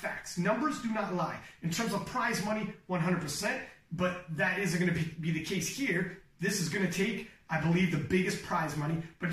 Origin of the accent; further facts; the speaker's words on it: Canada; I'm from Canada